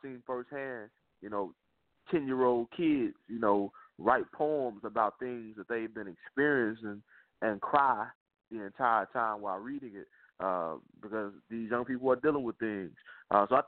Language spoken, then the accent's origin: English; Little Rock, Arkansas, United States; moved away as an adult; now in Atlanta, United States; I'm from Little Rock, Arkansas, born and raised.